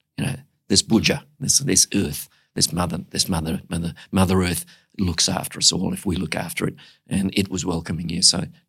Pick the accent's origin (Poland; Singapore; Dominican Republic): Singapore; So I was born in Singapore. I went to primary school in Singapore. My folks sent me to a Catholic school because they believed in their religion. I happened to be the only white kid in an all-Asian school.